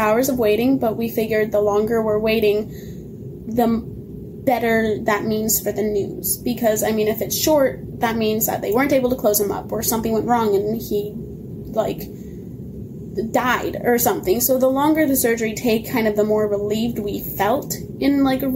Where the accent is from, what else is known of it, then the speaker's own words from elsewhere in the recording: Montana, United States; We were in Seattle at the time, and we're from Montana